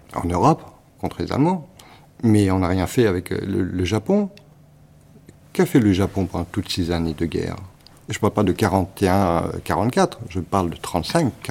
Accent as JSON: {"language": "French", "country": "Cambodia", "tie": "born or raised there", "moved": "yes", "said": "j'ai grandi euh, au Cambodge, dans un pays où on m'a reproché de ne pas être un pur Cambodgien"}